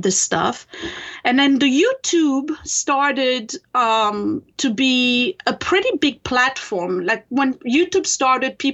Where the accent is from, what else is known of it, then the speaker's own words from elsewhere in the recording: France; English is a second language; moved away as an adult; now in United States; I come from France originally. I was born in France and raised there.